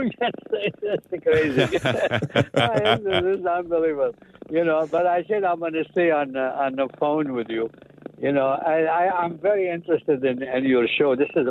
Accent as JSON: {"language": "English", "town": "Jerusalem", "region": "Jerusalem District", "country": "Israel", "tie": "born there", "also_born_or_lived": "Lebanon", "said": "I consider myself Aramean. I grew up Catholic. I went to seminary for 5 years in Lebanon. I was born in Jerusalem, and I had my first communion in Bethlehem"}